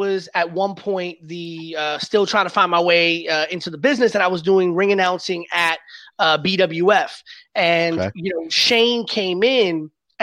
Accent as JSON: {"language": "English", "town": "New York City", "region": "New York", "country": "United States", "tie": "born or raised there", "said": "I grew up in the Bronx"}